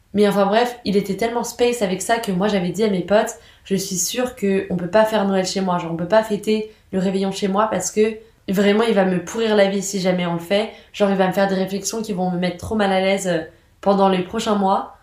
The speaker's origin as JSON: {"language": "French", "country": "France", "said": "dans notre culture en tant que Français"}